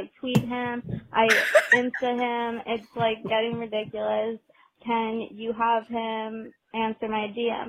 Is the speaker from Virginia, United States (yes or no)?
no; New York, United States; I'm from New York, obviously